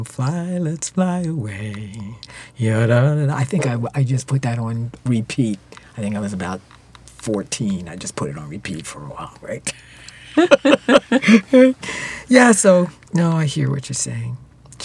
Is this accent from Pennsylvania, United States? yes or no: yes; Philadelphia, Pennsylvania, United States; moved away as an adult; also born or lived in New York; now in Canada; I grew up in Philadelphia